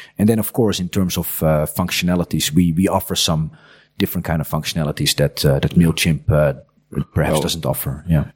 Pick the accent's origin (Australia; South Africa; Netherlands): Netherlands; English is a second language; moved away as an adult; now in Croatia; as a kid growing up in the Netherlands